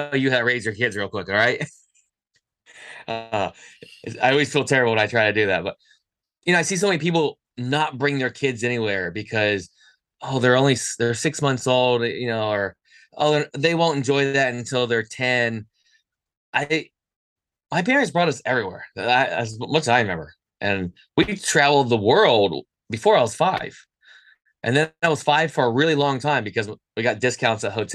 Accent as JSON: {"language": "English", "country": "United States", "said": "as an American"}